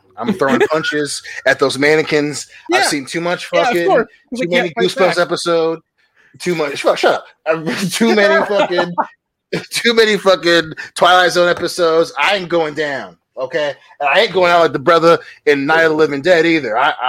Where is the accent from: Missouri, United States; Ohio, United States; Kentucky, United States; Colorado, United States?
Ohio, United States; Cincinnati; I'm from Cincinnati.